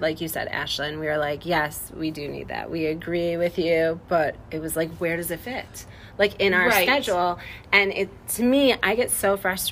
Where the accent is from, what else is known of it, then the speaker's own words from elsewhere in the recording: Illinois, United States; now in Iowa, United States; I'm from Illinois